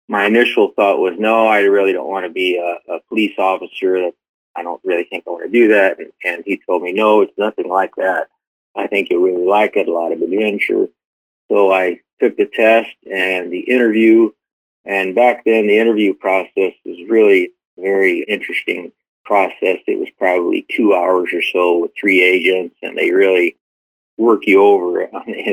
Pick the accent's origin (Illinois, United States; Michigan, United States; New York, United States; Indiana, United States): Illinois, United States; Southern; moved away as an adult; also born or lived in San Diego, California; now in Yuma, United States; I grew up in the Midwest, Southern Illinois